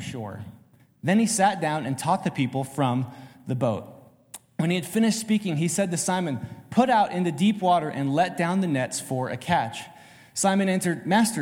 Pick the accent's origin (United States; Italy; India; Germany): United States; Oregon; I'm from Oregon